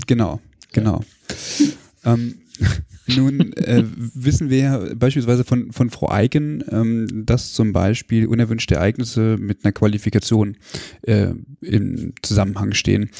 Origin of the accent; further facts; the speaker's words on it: Hanover, Lower Saxony, Germany; moved away; ich komme ursprünglich aus Hannover